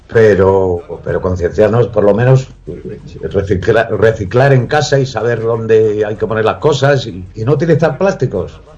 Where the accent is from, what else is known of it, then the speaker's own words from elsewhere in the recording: Madrid, Community of Madrid, Spain; also born or lived in Corcubión, Galicia; siempre digo que soy madrileño